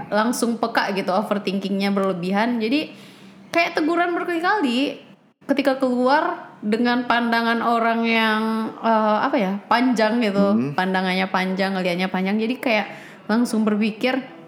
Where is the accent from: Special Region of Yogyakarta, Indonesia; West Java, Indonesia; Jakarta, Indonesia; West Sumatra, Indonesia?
West Sumatra, Indonesia; outside Padang, presumably in; sampai SMA itu di kampung, yang keluar itu ke Padang cuma kuliah pas hmm. 2016.